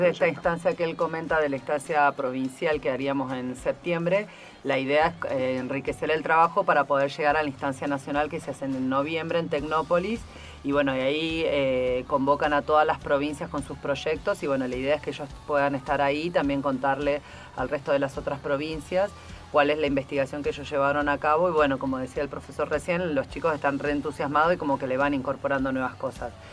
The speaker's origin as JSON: {"language": "Spanish", "town": "Ushuaia", "region": "Tierra del Fuego", "country": "Argentina", "said": "Nosotros que somos de Ushuaia"}